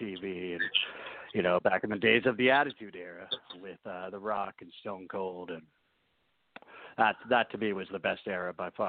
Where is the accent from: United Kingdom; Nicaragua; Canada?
Canada; also born or lived in New Orleans, Louisiana, United States; I was born down in New Orleans. So I'm actually an American, if you think about it, but I've lived in Canada my whole life.